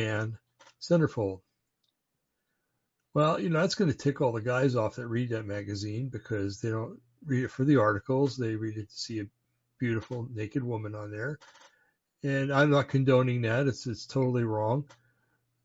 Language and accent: English; New Jersey, United States; I'm from New Jersey, I say you guys and I mean everybody